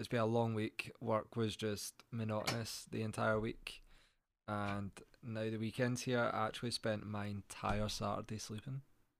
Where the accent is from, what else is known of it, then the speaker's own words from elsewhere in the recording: Scotland, United Kingdom; we're Scottish